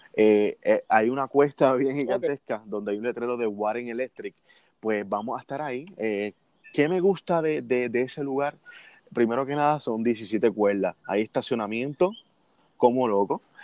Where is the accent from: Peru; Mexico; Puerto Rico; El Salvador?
Puerto Rico; siendo el primer puertorriqueño